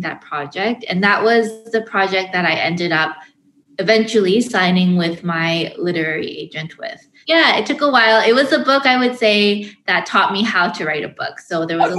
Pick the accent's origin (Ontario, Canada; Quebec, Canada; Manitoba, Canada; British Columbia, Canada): British Columbia, Canada; Vancouver; my parents immigrated from South Korea to Vancouver, BC, where I was born. My siblings and I were all born in Canada. So yeah, I was born and raised here, lived here my whole life.